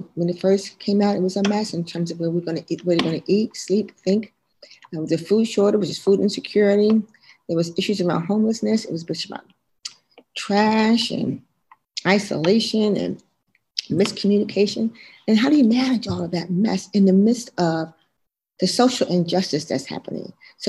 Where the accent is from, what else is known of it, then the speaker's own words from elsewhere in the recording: Philadelphia, Pennsylvania, United States; I was born and raised in West Philadelphia